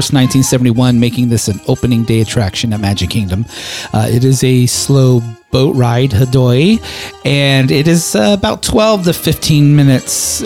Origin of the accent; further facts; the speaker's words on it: West Coast, United States; moved away; growing up on the West Coast